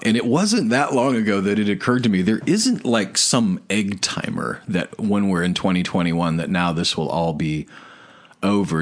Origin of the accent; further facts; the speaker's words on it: United States; we were born and raised in America